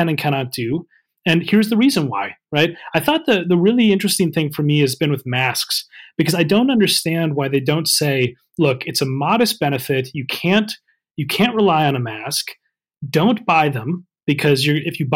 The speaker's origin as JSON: {"language": "English", "country": "United States", "moved": "yes", "lives_now": "United Kingdom", "said": "as an American"}